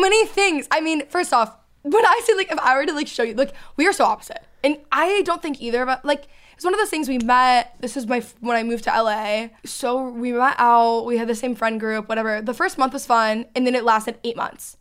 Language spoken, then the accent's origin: English; outside of Dallas, Texas, United States; moved away as an adult; also born or lived in Los Angeles; now in Dallas, United States; I grew up outside of Dallas